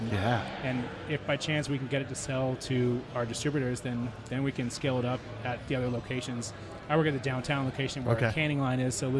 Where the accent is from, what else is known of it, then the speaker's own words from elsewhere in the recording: Albuquerque, New Mexico, United States; moved away as an adult; now in Phoenix, United States; I'm from Albuquerque, New Mexico.